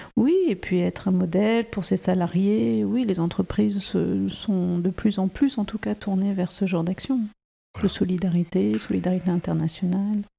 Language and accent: French; France; je suis née en France